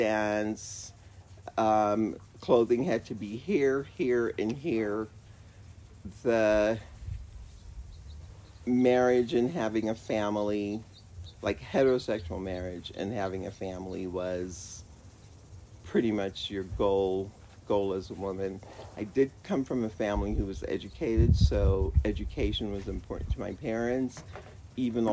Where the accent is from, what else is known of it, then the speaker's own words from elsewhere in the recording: Jamaica; now in Colorado Springs, United States; Jamaica, West Indies